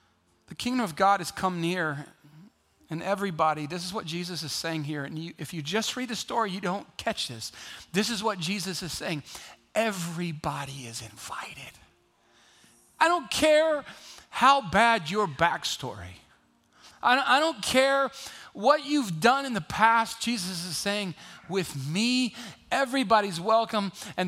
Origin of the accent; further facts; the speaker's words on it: Kenya; See, I grew up in Kenya. My parents were missionaries to Kenya. In 1977, in Kenya, what you had to do as a kid was just try to avoid being eaten by something.